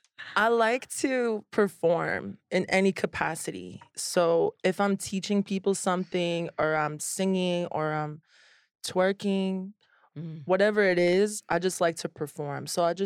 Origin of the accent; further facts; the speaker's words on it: Orlando, Florida, United States; also born or lived in Miami; Orlando and Miami.